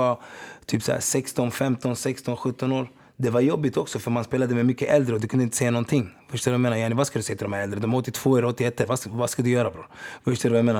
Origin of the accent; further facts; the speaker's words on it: Stockholm, Stockholm County, Sweden; Jag kommer inte från Uganda, jag kommer inte från Sverige bror. Jag kommer från Rinkeby